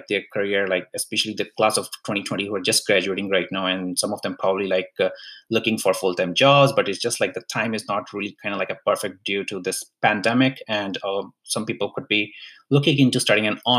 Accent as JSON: {"language": "English", "town": "Hoshiarpur", "region": "Punjab", "country": "India", "tie": "born or raised there", "moved": "yes", "said": "I myself grew up in India. I studied till grade 12 in India as well, and come from a really small town in India, in Punjab. It's in Hoshiarpur in Punjab."}